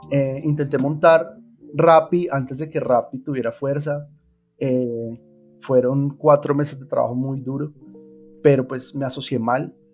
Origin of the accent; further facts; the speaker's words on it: Colombia; Soy colombiano.